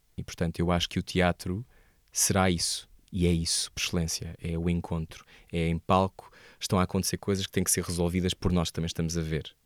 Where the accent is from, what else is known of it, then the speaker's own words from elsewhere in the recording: Portugal; also born or lived in Bristol; eu sou português